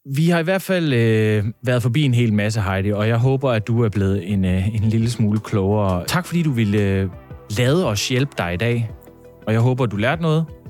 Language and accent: Danish; Funen, Southern Denmark, Denmark; jeg er godt nok Fynbo